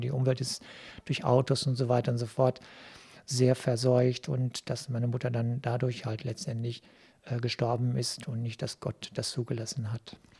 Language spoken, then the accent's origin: German; Cappenberg, North Rhine-Westphalia, Germany; moved away as an adult; now in Duisburg, Germany; die Gemeinde Kappenberg, wo ich groß geworden bin